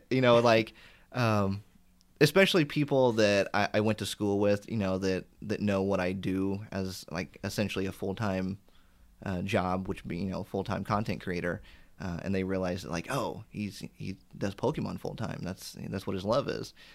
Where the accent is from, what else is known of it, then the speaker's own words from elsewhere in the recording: Indiana, United States; I grew up in Indiana and that's where I still am